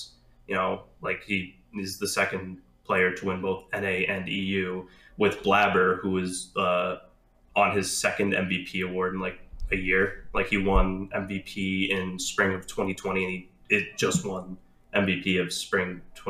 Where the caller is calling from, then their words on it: Buffalo, New York, United States; I'm calling from Buffalo, New York.